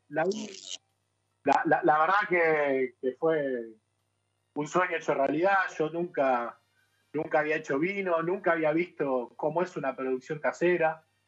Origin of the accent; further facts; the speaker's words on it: Banfield, Buenos Aires Province, Argentina; moved away as an adult; now in Netherlands; mi barrio de origen en, Buenos Aires, yo soy de Banfield